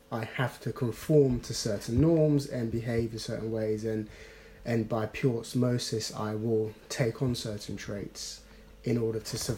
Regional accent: London, United Kingdom; Normally, if someone had said, oh, so where are you from? I would have said, I'm from South London.

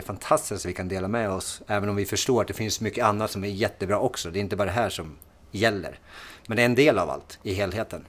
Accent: Timrå, Västernorrland County, Sweden; jag har en dialekt, för att jag är från Timrå

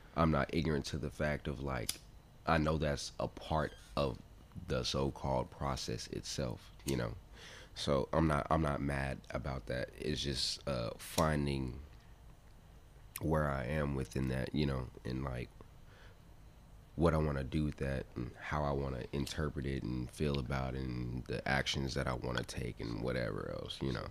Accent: United States; us being American

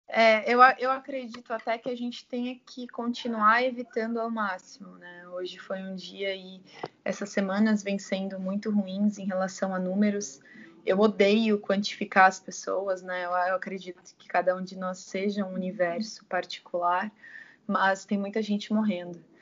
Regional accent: São Bernardo do Campo, São Paulo, Brazil; also born or lived in São Caetano do Sul / Amparo; na minha cidade natal, que é São Bernardo

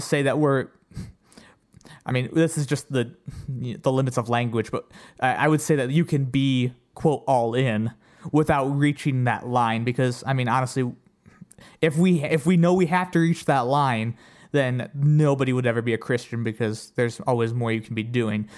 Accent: Ohio, United States; I'm from Ohio

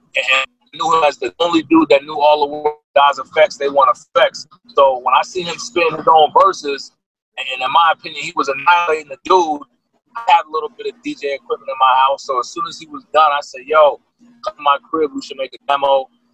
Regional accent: Yonkers, New York, United States; now in California, United States; I'm from Yonkers, New York. Born in New York City, raised in Yonkers.

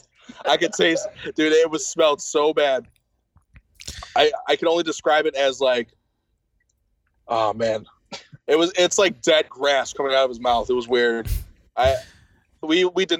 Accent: Buffalo, New York, United States; I'm from Buffalo and I'm straight edge

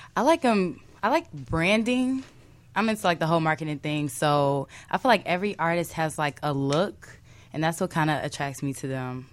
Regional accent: Chicago, Illinois, United States; I'm from Kedzie

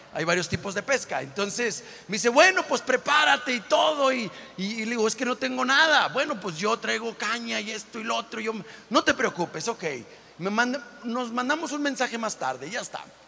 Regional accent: Monclova, Coahuila, Mexico; moved away; also born or lived in Matamoros, Tamaulipas; de adolescente, donde soy yo, que soy de Monclova, Coahuila

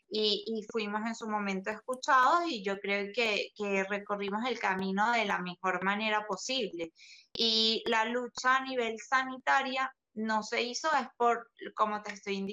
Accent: Venezuela; yo creo que ya pasamos la página hace rato porque estamos claros de que eh, en mi país no sería un eslogan gubernamental el tema de los menores. Inclusive, hubo casos donde la Organización Nacional Antidrogas, la ONA de Venezuela

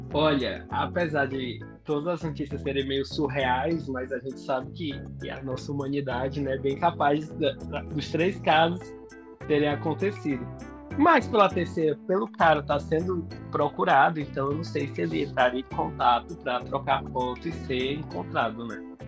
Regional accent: Fortaleza, Ceará, Brazil; moved away as an adult; also born or lived in Salvador; Porque eu sou de Fortaleza, voltei a morar em Fortaleza, inclusive, há um mês. Mas nos últimos cinco anos eu passei morando em Salvador.

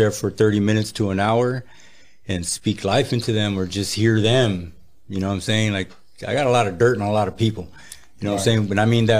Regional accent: Le Grand, California, United States; born or raised there; also born or lived in Merced, California

